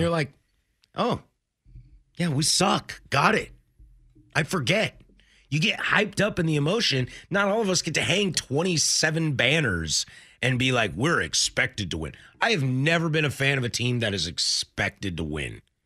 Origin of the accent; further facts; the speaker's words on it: Spokane, Washington, United States; I was born in Spokane.